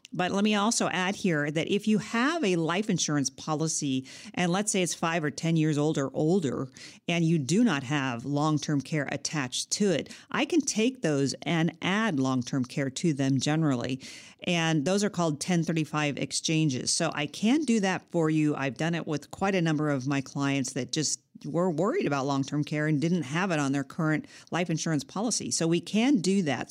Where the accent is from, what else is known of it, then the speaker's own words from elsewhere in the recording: California, United States; I'm a Californian, and I've lived in California all my life as well